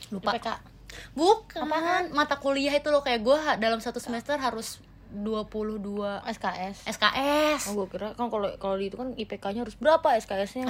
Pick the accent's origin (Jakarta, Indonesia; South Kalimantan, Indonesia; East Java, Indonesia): Jakarta, Indonesia; gue itu dari gue TK sampai gue kuliah sampai sekarang gue nggak pernah keluar dari Jakarta